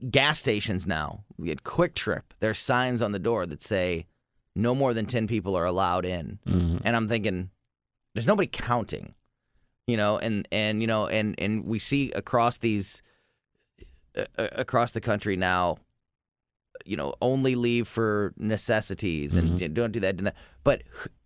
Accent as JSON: {"language": "English", "town": "Florissant", "region": "Missouri", "country": "United States", "tie": "born or raised there", "said": "Florissant, of course, my hometown"}